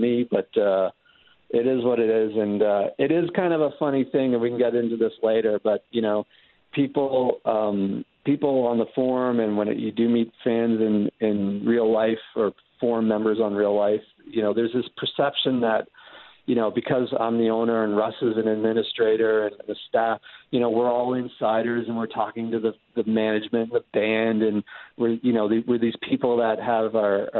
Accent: Canada; I'm from Canada

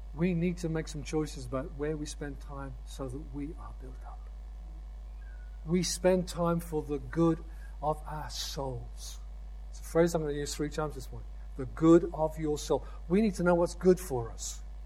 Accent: United Kingdom; I'm a citizen of the United Kingdom

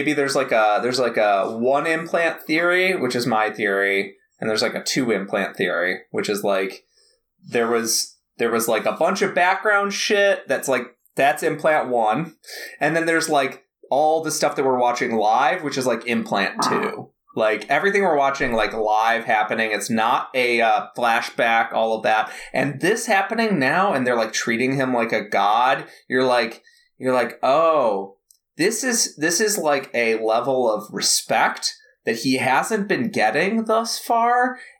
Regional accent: San Francisco, California, United States; I grew up in San Francisco. I grew up in Haight-Ashbury. I get all the new age shit.

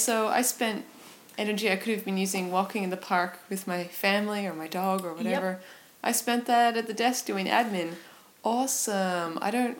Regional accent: Perth, Western Australia, Australia; moved away; I'm from Perth, and so I left Perth about 2.5 years ago. And there were lots of reasons that I left. It was just a spontaneous move that worked out for me.

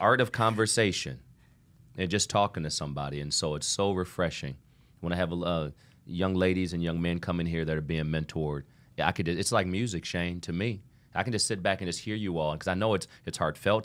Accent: Toledo, Ohio, United States; I'm from Toledo, Ohio

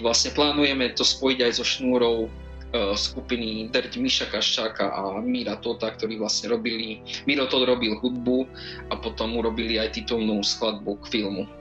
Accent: central Slovakia, Slovakia; now in Bratislava, Slovakia; ja som síce zo stredného Slovenska

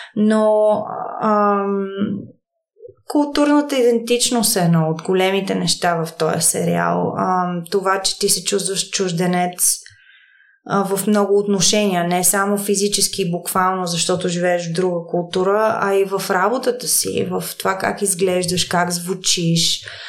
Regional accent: Bulgaria; moved away as an adult; also born or lived in New York, United States; аз съм от България

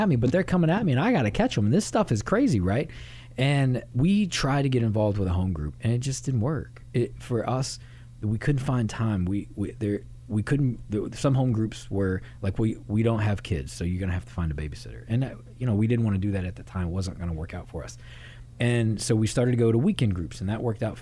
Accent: Louisville, Kentucky, United States; also born or lived in Miami, Florida; I grew up here off the backside of Churchill Downs in Louisville, Kentucky

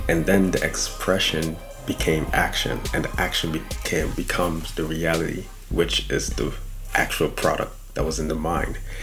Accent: Guyana; moved away; Originally, I'm from Guyana, South America

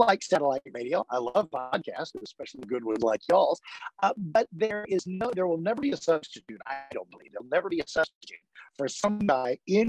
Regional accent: Washington, D.C. area, United States; also born or lived in San Antonio, Texas; I was born in San Antonio. Dad was in the Air Force. And that's a native Texan. Can't take that away from me, even though we shipped out when I was like 18 months old. I spent most of my upbringing in the suburbs of Washington, D.C.

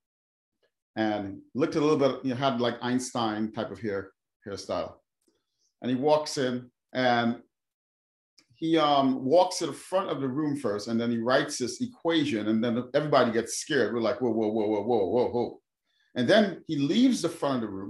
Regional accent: New York City, New York, United States; also born or lived in Trinidad and Tobago; So was born in the Caribbean, in Trinidad and Tobago, the country, and then moved to New York City in 1979 when I was 8 years old, and I grew up in the Bronx, New York. I'm pretty much a Bronx boy

